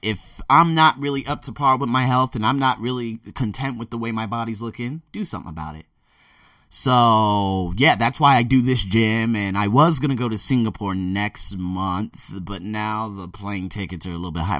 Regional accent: United States; moved away; me being born and raised in America

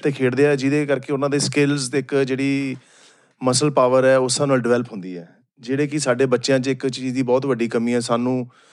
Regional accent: Firozpur, Punjab, India; ਮੈਂ ਫਿਰੋਜ਼ਪੁਰ ਤੋਂ ਬਿਲੋਂਗ ਕਰਦਾ

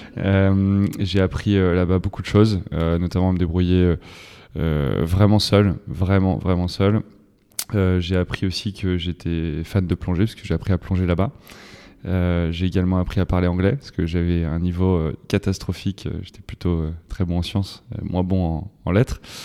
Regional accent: Loudun, Nouvelle-Aquitaine, France; je suis originaire de la Vienne, à Loudun

